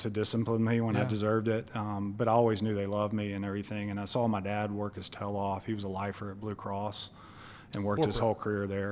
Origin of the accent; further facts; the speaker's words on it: Clay, Alabama, United States; also born or lived in Birmingham, Alabama; I grew up in Clay, Alabama.